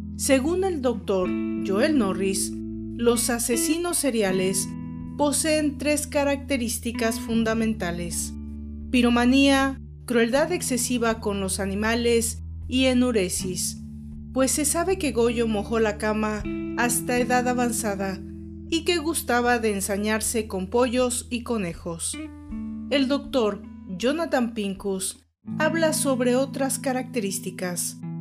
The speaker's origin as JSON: {"language": "Spanish", "country": "Mexico", "said": "En México, mi país de origen"}